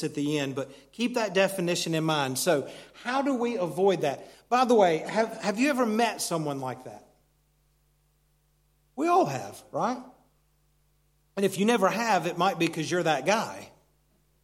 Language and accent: English; United States; moved away; Where Christy and I grew up in America, it's a very mountainous region